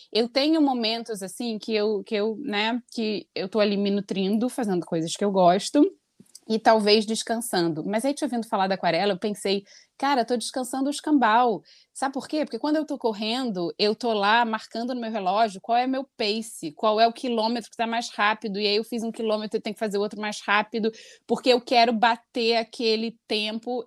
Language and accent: Portuguese; Brazil; moved away as an adult; quando eu saí do Brasil